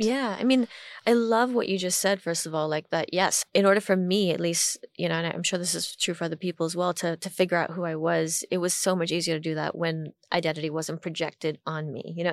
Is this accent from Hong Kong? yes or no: yes; Hong Kong; moved away as an adult; also born or lived in Washington, D.C., United States; growing up in Hong Kong